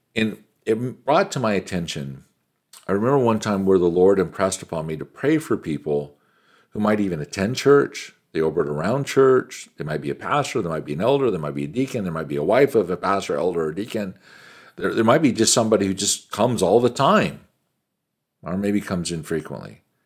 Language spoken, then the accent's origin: English; United States; an American businessman